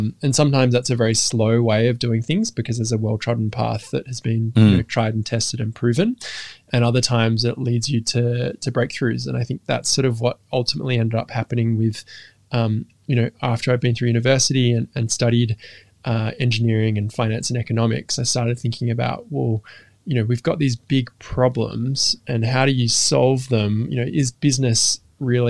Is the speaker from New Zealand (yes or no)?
no; Western Australia, Australia; also born or lived in London; we moved from London to Western Australia when I was very young